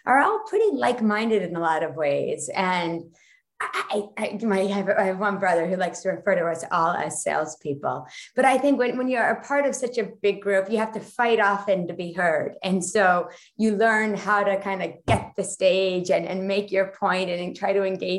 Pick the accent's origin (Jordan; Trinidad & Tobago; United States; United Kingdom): United States; New York; moved away as an adult; now in Netherlands; I'm from New York where everybody gets up early.